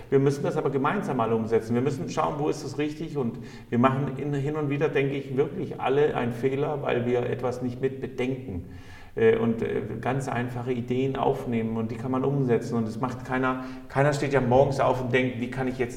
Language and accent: German; Rostock, Mecklenburg-Vorpommern, Germany; Und ich komme aus Lichtenhagen